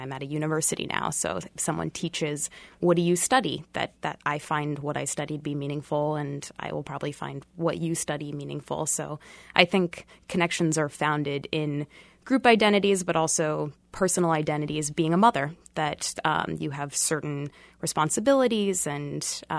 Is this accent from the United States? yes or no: yes; Boston, Massachusetts, United States; also born or lived in St. Louis / Washington; now in Kansas City, United States; I'm originally from Boston, by way of St. Louis, D.C., and now have been in Kansas City for about a year and a half.